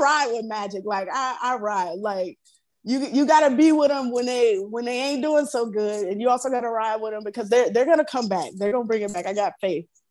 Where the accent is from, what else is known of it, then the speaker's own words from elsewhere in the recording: Florida, United States; growing up in Florida, I come from a huge family, really big family, um, country living, southern life